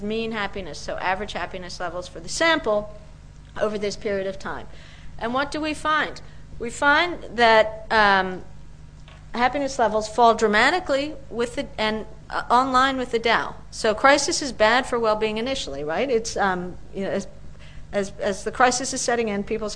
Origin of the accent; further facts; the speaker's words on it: Peru; now in Washington, United States; I'm from Peru.